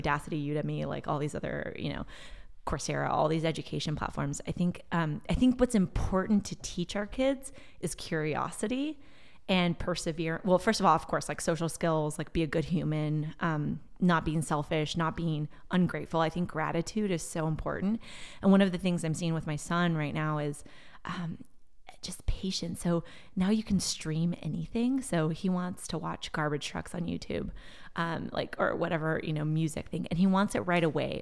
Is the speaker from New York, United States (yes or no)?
no; Bay Area, California, United States; first language Portuguese; English is a second language; also born or lived in Brazil / Stanford, California; I moved, uh, back to the Bay Area when I was six and basically was raised here